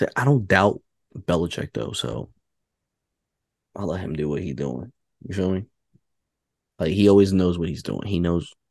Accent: New York City, New York, United States; I'm from New York

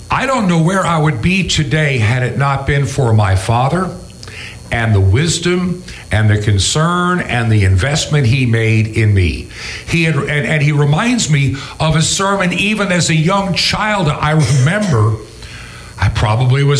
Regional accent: New York, United States; I was born to an unwed mother, and I was born in New York State, even though I was conceived in California

